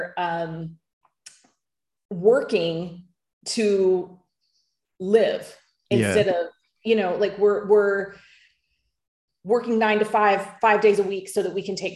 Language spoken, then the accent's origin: English; United States; now in Bali, Indonesia; I'm American